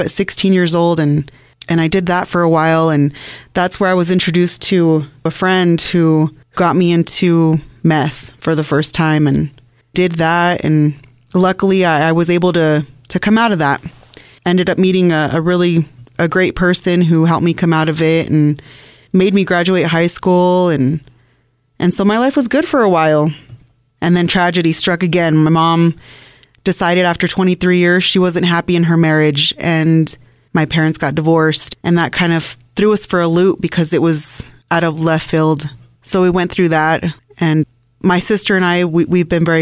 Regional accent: Loveland, Colorado, United States; now in Brighton, United States; I am born and raised in Loveland, Colorado. I currently reside in Brighton with my husband and my two children.

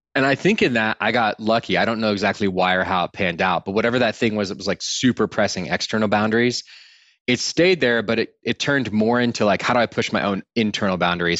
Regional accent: Austin, Texas, United States; I grew up in Austin, Texas

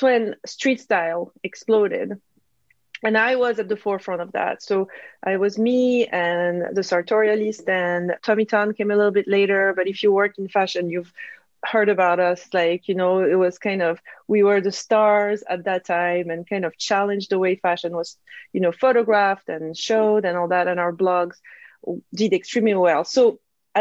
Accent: Corsica, France; English is a second language; moved away as an adult; also born or lived in south of France / Paris; I come from Corsica, a little island.

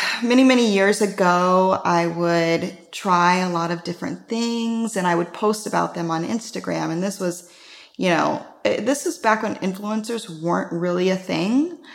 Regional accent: Midwest, United States; I'm from the Midwest, and I always had really dry and cracked lips

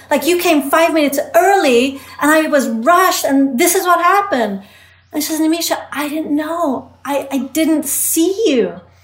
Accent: England, United Kingdom; moved away; I was an immigrant growing up in England.

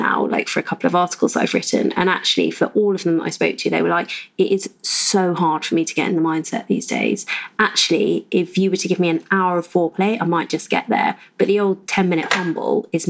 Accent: United Kingdom; we are British mostly.

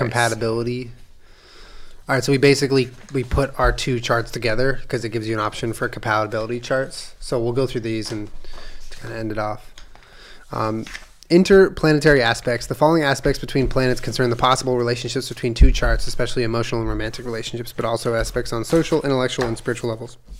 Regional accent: Palo Alto, California, United States; I was born in Stanford, California, Palo Alto, California

